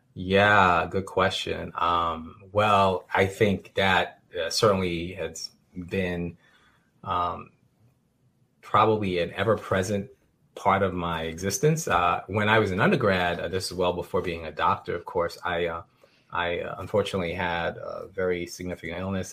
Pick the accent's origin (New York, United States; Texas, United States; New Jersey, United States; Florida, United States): New York, United States; New York City; a, young uh, young uh, teenager growing up in New York City